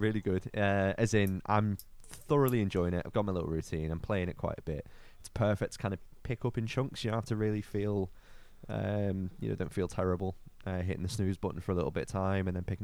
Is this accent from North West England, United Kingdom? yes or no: yes; Liverpool, North West England, United Kingdom; I'm from the People's Republic of Liverpool